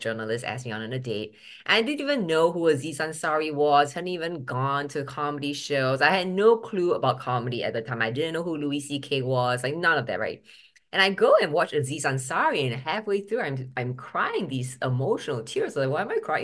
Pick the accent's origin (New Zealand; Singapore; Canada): Singapore; first language English; moved away as an adult; also born or lived in Boston, United States; now in United States; I was born in Boston when my dad was studying at M I T, but at three weeks old, I think they shipped me back to Singapore on FedEx